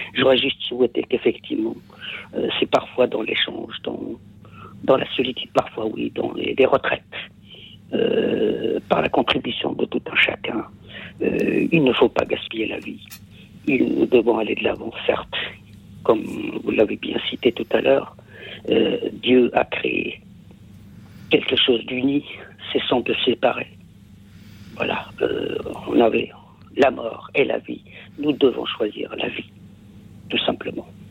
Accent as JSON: {"language": "French", "region": "Kabylie", "country": "Algeria", "second_language": "French", "moved": "yes", "said": "chez nous en Kabylie"}